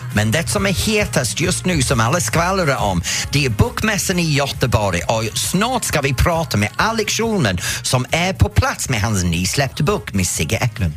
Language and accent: Swedish; England, United Kingdom; now in Sweden; mig som engelsman